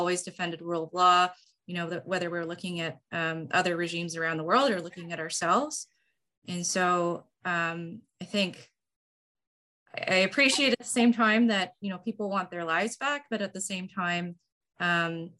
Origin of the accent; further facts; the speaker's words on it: Oshawa, Ontario, Canada; I'm from Oshawa myself